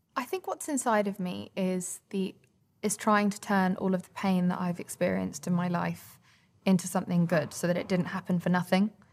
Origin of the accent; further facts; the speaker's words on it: England, United Kingdom; we were brought up in England